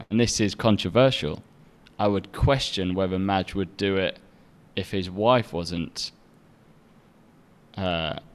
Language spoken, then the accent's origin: English; Egypt; Now I came, you know, I came from Egypt, so having certain uh, Western supermarkets and restaurants and things with within easy access was actually like a really big thing